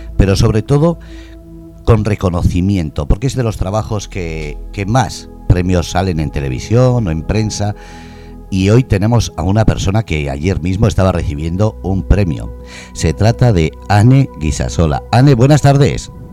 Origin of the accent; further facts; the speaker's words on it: Bermeo, Biscay, Basque Country, Spain; now in Murcia, Spain; Yo soy de Hermoa, Vizcaya